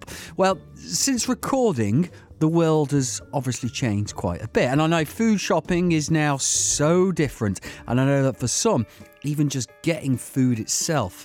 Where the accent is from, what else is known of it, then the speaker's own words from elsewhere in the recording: Midlands, United Kingdom; I'm from the Midlands